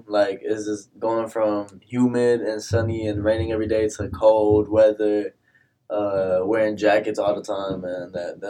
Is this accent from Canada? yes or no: no; Puerto Rico; also born or lived in Odessa, Texas / Houston, Texas; now in Kansas, United States; I'm from Puerto Rico.